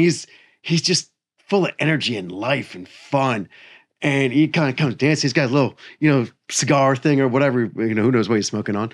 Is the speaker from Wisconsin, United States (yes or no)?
no; Maryland, United States; moved away as an adult; also born or lived in Tennessee; I grew up in Maryland